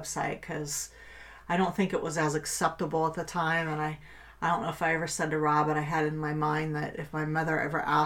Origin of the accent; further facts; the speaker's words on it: Kettering, Ohio, United States; I grew up in Kettering, Ohio. I've pretty much lived in this area all